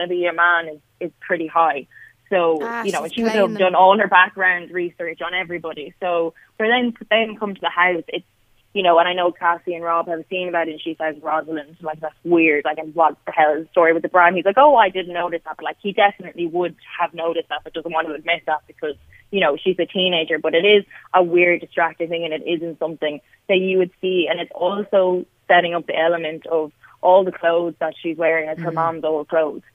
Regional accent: Limerick, Munster, Ireland; I'm from Limerick

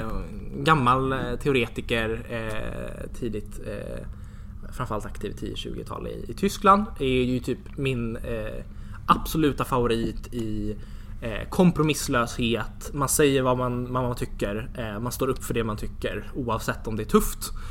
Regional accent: Järna, Stockholm County, Sweden; also born or lived in Jönköping; jag är uppvuxen i Järna. Det ligger precis utanför Södertälje

